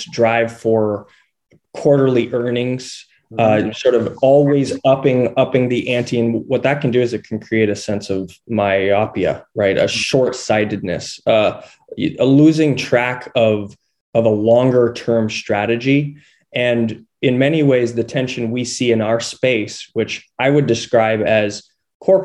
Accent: just outside Boulder, Colorado, United States; I grew up in Colorado, in just outside Boulder.

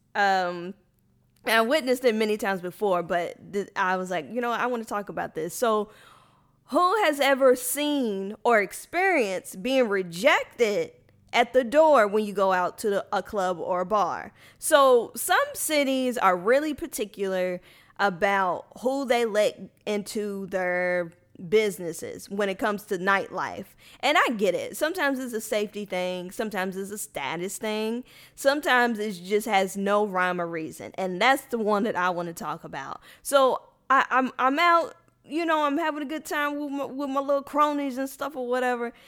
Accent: Louisville, Kentucky, United States; moved away as an adult; now in Houston, United States; I would have been perfectly fine staying in Louisville my whole life

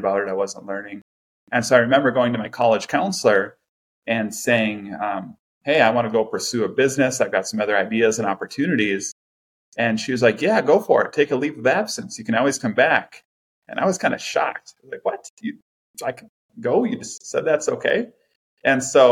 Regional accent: Farmington, Minnesota, United States; also born or lived in New Ulm, Minnesota; I was born in Minnesota. Grew up in a small town called New Ulm, Minnesota, a little German town. And in the third grade, we moved up to the Twin Cities because my dad got a job up in the cities. So we moved up to Farmington, Minnesota

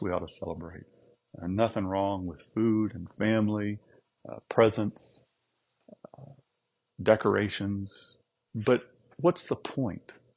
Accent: United States

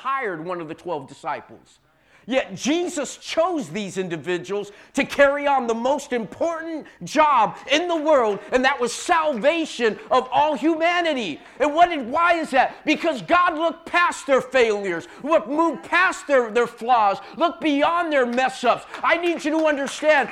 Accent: San Jose, California, United States; I was born and raised in San Jose

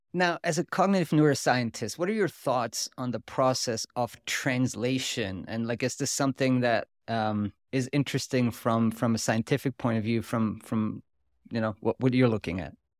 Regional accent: Switzerland; accent: Swiss German; first language Swiss German; English is a second language; my native language is German, kind of Swiss German

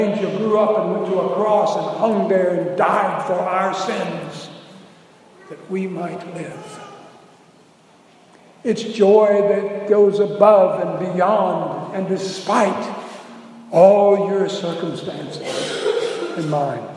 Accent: South Louisiana, United States; moved away as an adult; also born or lived in Kentucky; We're from South Louisiana. I was 40 years old before I ever saw a white Christmas, and I had to move to Kentucky to do it.

